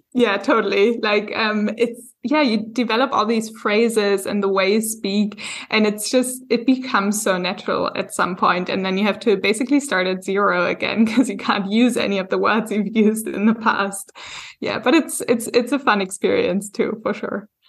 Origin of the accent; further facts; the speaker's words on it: Germany; moved away as an adult; now in Hamburg, Germany; I am German, but I only moved back, like, a year